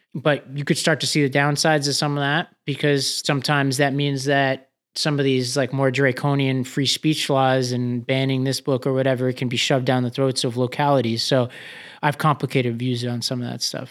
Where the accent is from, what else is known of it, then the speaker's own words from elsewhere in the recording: New York, United States; New York, my home state